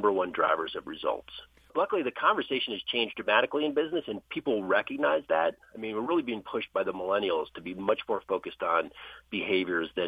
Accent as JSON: {"language": "English", "region": "New Jersey", "country": "United States", "tie": "born or raised there", "said": "I grew up in New Jersey."}